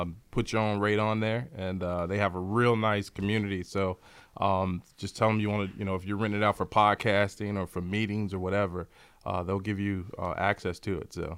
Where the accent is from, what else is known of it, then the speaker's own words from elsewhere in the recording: Chicago, Illinois, United States; Born and raised in Chicago, south side of Chicago.